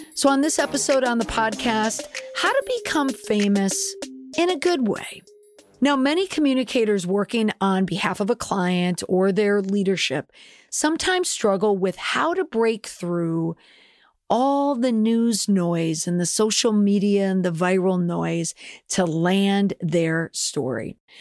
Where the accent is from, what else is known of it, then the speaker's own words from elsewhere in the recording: Minneapolis, Minnesota, United States; I am from the Twin Cities